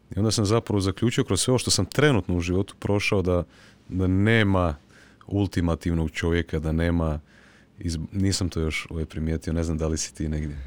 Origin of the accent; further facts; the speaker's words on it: Croatia; kod nas u Hrvatskoj